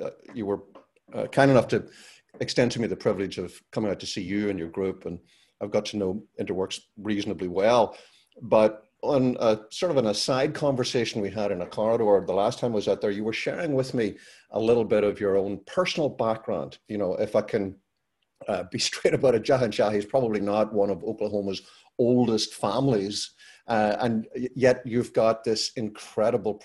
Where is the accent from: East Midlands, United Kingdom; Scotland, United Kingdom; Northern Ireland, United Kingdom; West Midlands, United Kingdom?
Northern Ireland, United Kingdom; moved away as an adult; also born or lived in London; I grew up in Northern Ireland, and during the 30 years that I was there